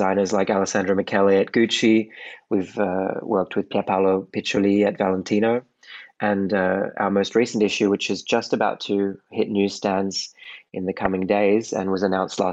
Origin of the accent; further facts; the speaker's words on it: Sydney, New South Wales, Australia; moved away as an adult; now in Paris, France; I'm Australian. I was born in Sydney and moved over to Europe in 2009